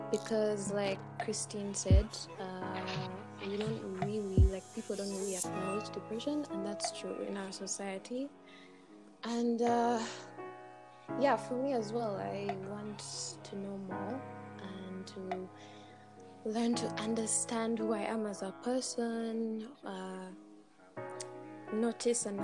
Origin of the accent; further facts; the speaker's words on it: Uganda; now in Kenya; Hi everyone … I'm Ugandan, stuck in Kenya.